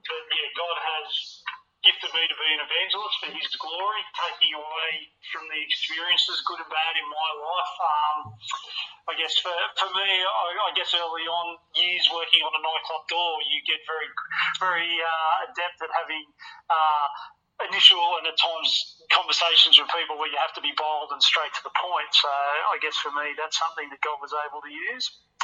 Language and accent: English; Wollongong, New South Wales, Australia; this is …. We're from Wollongong and we're here.